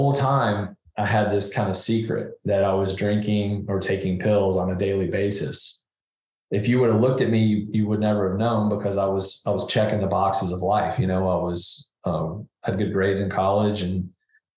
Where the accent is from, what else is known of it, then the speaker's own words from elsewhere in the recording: Nashville, Tennessee, United States; Yeah, I grew up in Nashville, Tennessee, and had two loving parents, a younger brother